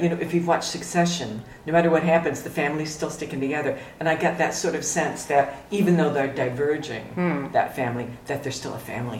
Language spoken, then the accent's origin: English; United States; my French is terrible. I'm American